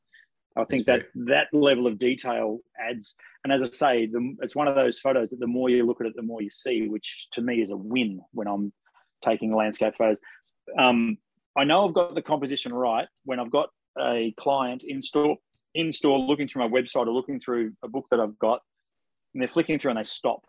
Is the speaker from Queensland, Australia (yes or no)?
no; Ocean Grove, Victoria, Australia; my hometown in Ocean Grove